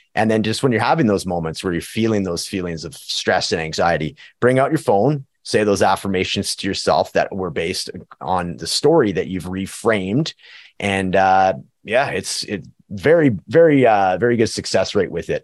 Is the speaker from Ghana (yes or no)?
no; Prince George, British Columbia, Canada; now in Edmonton, Canada; my hometown of Prince George, BC and, and Edmonton, Alberta, where I'm living